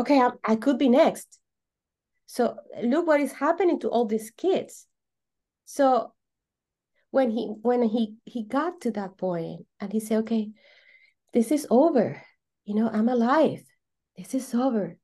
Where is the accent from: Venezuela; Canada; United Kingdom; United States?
Venezuela; English is a second language; I'm from Venezuela